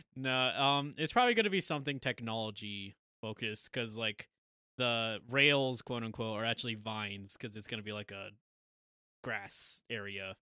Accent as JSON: {"language": "English", "country": "United States", "said": "we're American"}